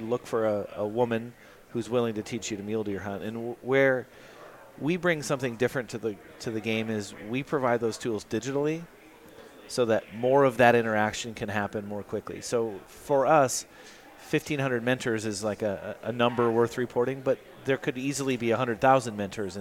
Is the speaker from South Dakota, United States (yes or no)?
yes; South Dakota, United States; I grew up in South Dakota, and my favorite memories of being a kid were walking around in my grandparents' feedlot